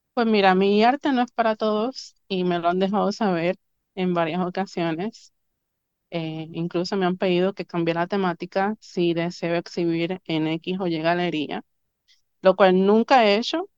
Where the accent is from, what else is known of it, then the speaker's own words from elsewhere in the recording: Río Grande, Puerto Rico; also born or lived in Río Piedras, Puerto Rico; yo nací en Río Piedras, Puerto Rico. Mi mamá voló a los nueve meses de Nueva York para parirme en solo boricua.